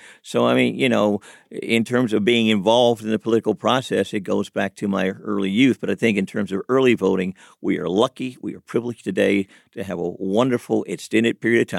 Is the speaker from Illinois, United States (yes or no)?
yes; Chicago, Illinois, United States; Historically, when I was growing up in Chicago, you had to vote on that first Tuesday in November or whenever that primary might be held in May or whatever it might have been.